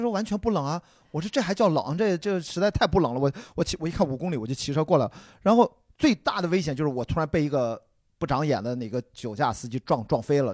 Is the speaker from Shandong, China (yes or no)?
yes; Qingdao, Shandong, China; 我们山东人，我再清早长大，从小就有生吃大葱、 生吃蒜头的习惯